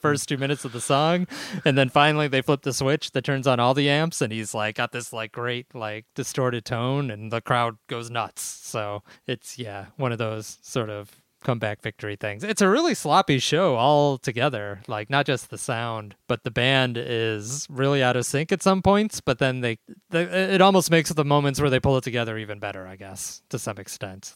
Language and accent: English; Chicago, Illinois, United States; growing up in Chicago